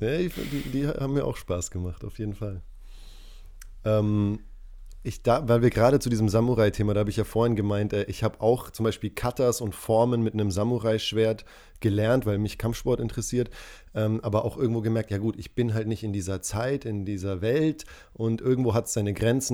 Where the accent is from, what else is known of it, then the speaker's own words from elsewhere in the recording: Tanzania; moved away; ich bin in Tansania aufgewachsen